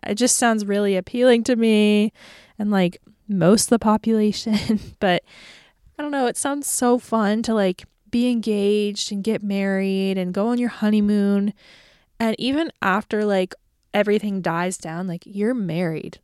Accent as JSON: {"language": "English", "region": "Florida", "country": "United States", "moved": "as an adult", "lives_now": "Nashville, United States", "said": "I live in Nashville, Tennessee, and I'm from Florida. So, seasons aren't really a thing where I'm from"}